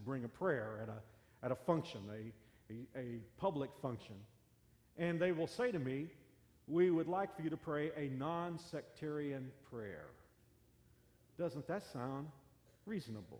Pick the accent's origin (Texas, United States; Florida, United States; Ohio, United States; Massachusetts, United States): Texas, United States; Fort Worth; born or raised there